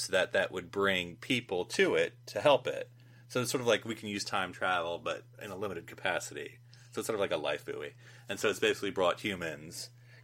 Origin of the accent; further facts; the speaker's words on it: United States; as an American